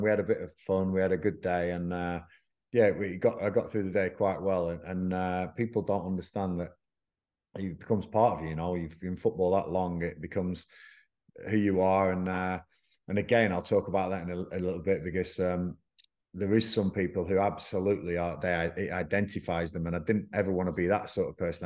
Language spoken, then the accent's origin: English; Blackburn, North West England, United Kingdom; moved away; Blackburn Rovers, which is my hometown.